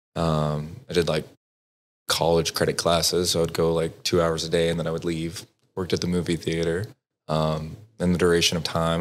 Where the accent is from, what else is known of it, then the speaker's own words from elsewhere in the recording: Texas, United States; now in Dallas, United States; I grew up in Broward, Texas